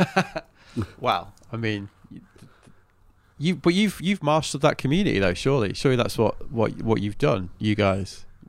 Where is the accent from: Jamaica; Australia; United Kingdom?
United Kingdom; England; I'm from England